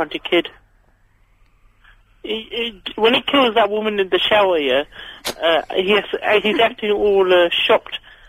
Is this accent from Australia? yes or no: no; London, United Kingdom; I'm East Ham.